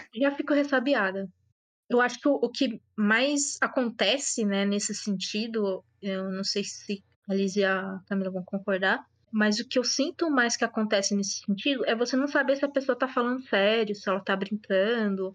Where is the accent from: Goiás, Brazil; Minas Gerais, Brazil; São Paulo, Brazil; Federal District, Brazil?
São Paulo, Brazil; eu sou de São Paulo